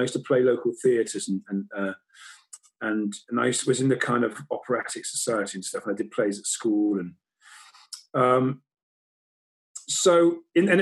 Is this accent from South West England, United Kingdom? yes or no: yes; Weston-super-Mare, South West England, United Kingdom; I come from Weston-super-Mare.